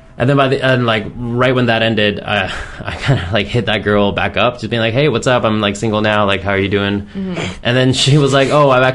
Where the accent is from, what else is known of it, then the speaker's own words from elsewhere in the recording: Richmond, United States; Like a lot of my hometown friends, like in Richmond